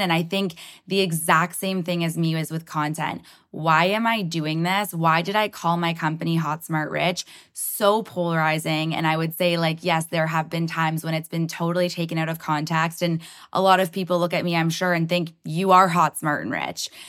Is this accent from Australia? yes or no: no; Toronto, Ontario, Canada; I'm so proud to be from Toronto